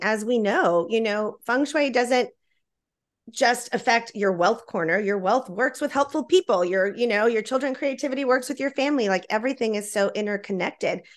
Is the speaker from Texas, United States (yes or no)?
yes; Laredo, Texas, United States; also born or lived in Austin, Texas; I was born in Austin, Texas, and raised in Laredo